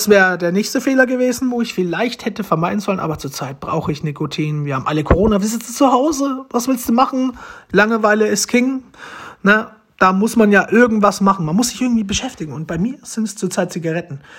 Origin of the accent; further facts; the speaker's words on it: Romania; German is a second language; now in Germany; Deutsch ist nicht das Beste. Ich möchte mich dafür schon mal entschuldigen weil ich bin ja adoptiert, ich komme eigentlich aus Rumänien.